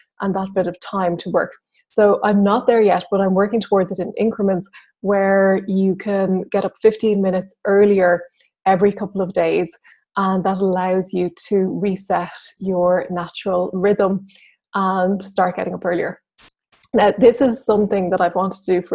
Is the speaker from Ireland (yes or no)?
yes; Ireland; I'm Irish